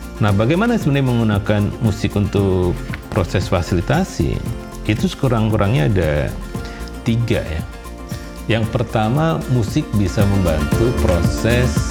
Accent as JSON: {"language": "Indonesian", "country": "Indonesia"}